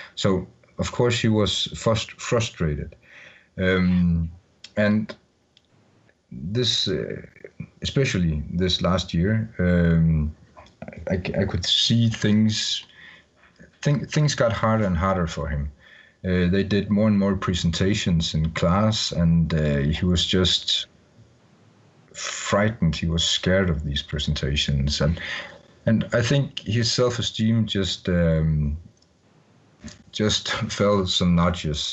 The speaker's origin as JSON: {"language": "English", "country": "Denmark", "second_language": "English", "said": "I'm from Denmark"}